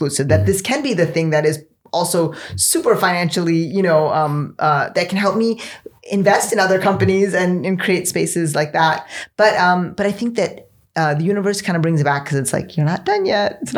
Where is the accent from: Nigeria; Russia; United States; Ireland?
United States; born or raised there